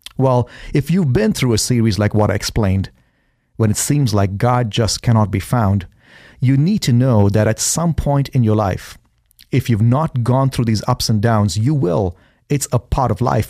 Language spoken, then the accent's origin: English; India; now in Boise, United States; growing up in India, I've been homeless in India